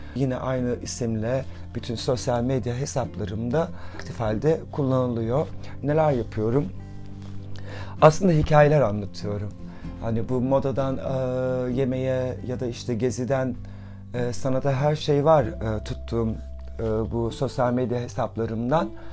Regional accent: Rize Province, Turkey; Ben 1978 e, Rize doğumluyum.

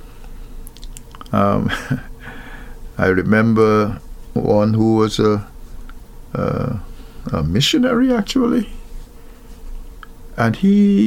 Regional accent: Wales, Demerara-Mahaica, Guyana; I was born in Wales, West Bank Demerara, in Guyana

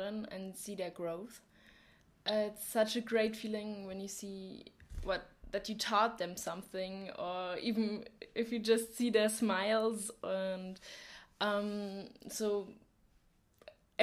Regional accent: Germany; English is a second language; moved away as an adult; now in Poland; I'm from Germany and I'm 19 years old.

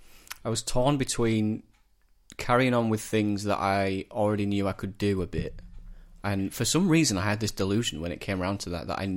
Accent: Shelf, Yorkshire and the Humber, United Kingdom; Halifax in Shelf. I'm from Shelf in Halifax, but yeah.

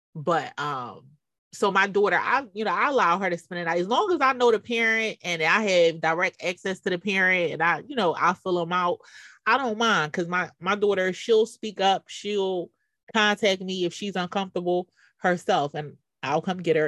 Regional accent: Philadelphia, Pennsylvania, United States; I growing up in Philly

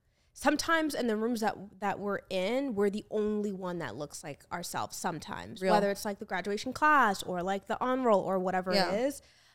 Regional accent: United States; the standard is American because we grew up in America

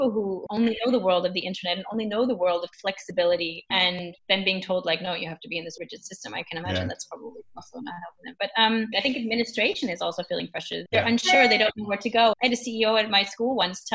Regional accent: United States; now in Germany; I'm American

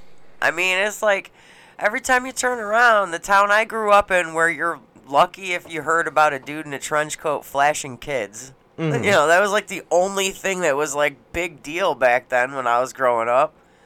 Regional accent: Schaumburg, Illinois, United States; I grew up in Schaumburg, and it's like we had maybe like 5 black people at our school.

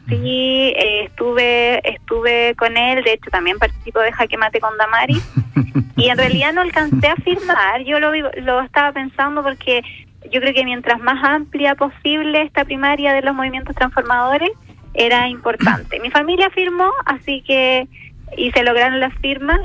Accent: Rengo, O'Higgins, Chile; yo nací precisamente en Rosario, que es una localidad muy pequeña del distrito, de, en la comuna de Rengo

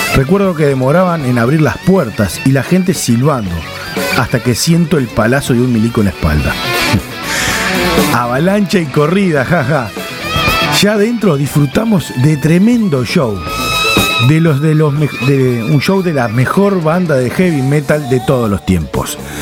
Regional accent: Uruguay; como uruguayos

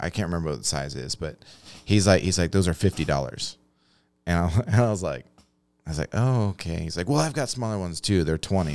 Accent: United States; I grew up on the Mississippi River

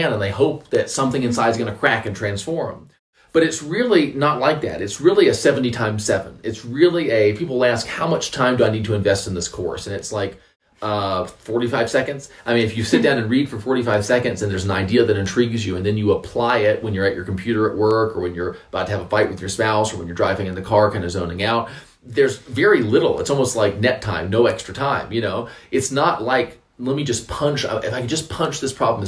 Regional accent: North Carolina, United States; I'm from North Carolina, which is, I guess, it's the South

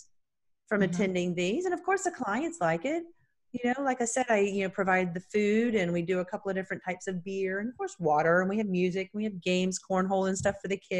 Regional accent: North Carolina, United States; I'm from North Carolina

